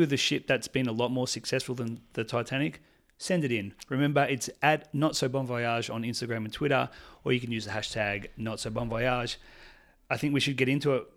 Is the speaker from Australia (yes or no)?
yes; Melbourne, Victoria, Australia; I'm from Melbourne, Australia.